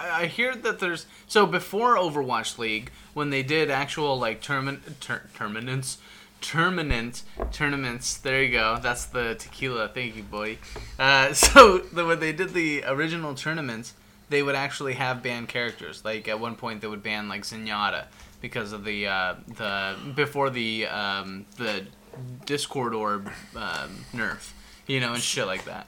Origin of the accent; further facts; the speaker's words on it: Houston, Texas, United States; I was born in Houston